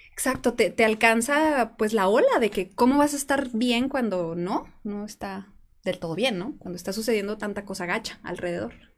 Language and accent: Spanish; San Juan de los Lagos, Jalisco, Mexico; moved away as an adult; also born or lived in Puerto Vallarta; Yo planeaba regresar a San Juan de los Lagos